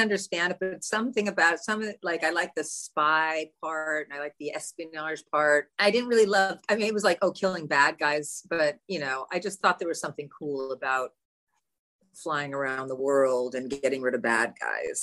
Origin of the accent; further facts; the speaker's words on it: Los Angeles, California, United States; also born or lived in Beverly Hills; now in New York, United States; I didn't grow up in Beverly Hills. I grew up in the Valley. I'm a full-fledged Valley girl, original Valley girl